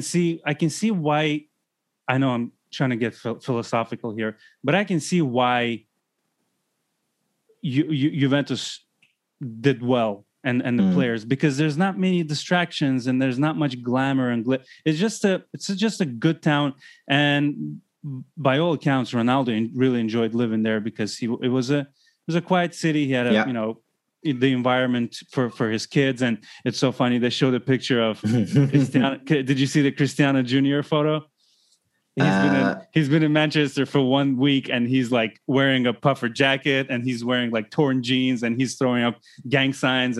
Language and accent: English; Baku, Azerbaijan; moved away; also born or lived in Los Angeles / Chicago; I've lived in bigger cities like, LA, Chicago, and growing up in Baku, Azerbaijan